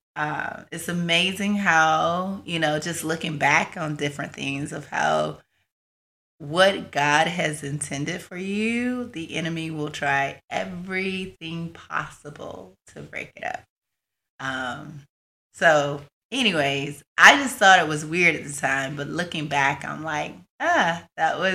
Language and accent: English; Marianna, Florida, United States; I'm from Marianna, Florida, which is a small little country town in the panhandle of Florida.